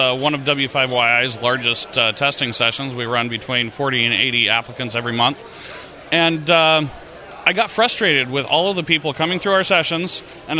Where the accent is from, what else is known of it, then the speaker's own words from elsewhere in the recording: Utah, United States; I am from Utah.